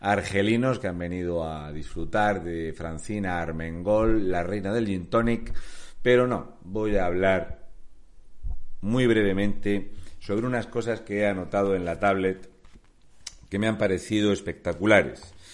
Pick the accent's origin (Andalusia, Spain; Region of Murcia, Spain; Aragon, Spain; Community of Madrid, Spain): Region of Murcia, Spain; now in Canary Islands, Spain; soy un murciano encabronado o también conocido como un canario empadronado.